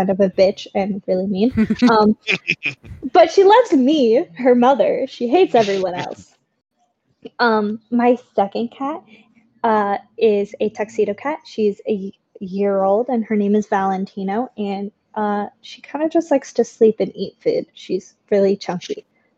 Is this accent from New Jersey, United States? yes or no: no; Oregon, United States; I was born and raised in Oregon.